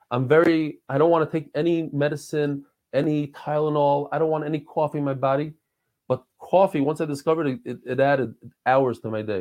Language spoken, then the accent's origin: English; Israel; I'm not a very good basketball player because I, I grew up in Israel.